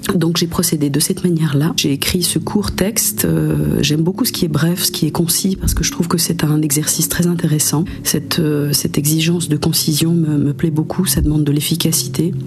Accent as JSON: {"language": "French", "region": "Geneva", "country": "Switzerland", "tie": "born or raised there", "moved": "yes", "lives_now": "Jura, France", "said": "Je suis née euh, en Suisse, euh, à Genève plus particulièrement, mais j'habite depuis une quinzaine d'années dans le Jura, donc dans le Jura français"}